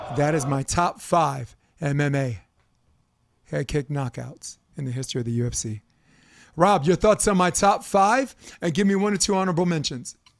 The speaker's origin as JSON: {"language": "English", "town": "New York City", "region": "New York", "country": "United States", "tie": "born or raised there", "said": "I'm a kid from Brooklyn"}